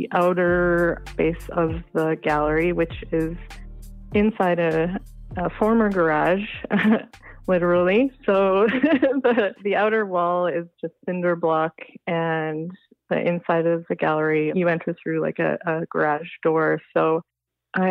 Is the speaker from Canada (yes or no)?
yes; Muskeg Lake Cree Nation, Saskatchewan, Canada; now in Ottawa, Canada; I'm from Muskeg Lake Cree Nation, which is in Treaty 6 territory in Saskatchewan.